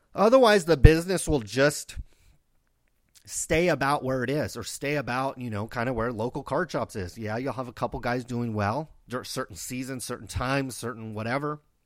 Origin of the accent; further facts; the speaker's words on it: Stockton, California, United States; I grew up in Stockton, California.